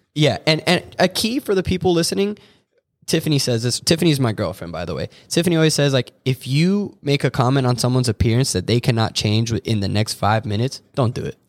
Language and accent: English; Orlando, Florida, United States; moved away as an adult; now in Michigan, United States; I'm an Orlando, Florida native